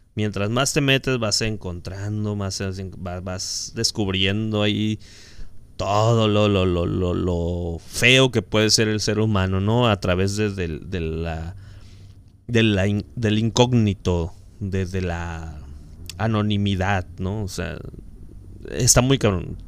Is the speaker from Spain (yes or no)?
no; Mexico; como buenos mexicanos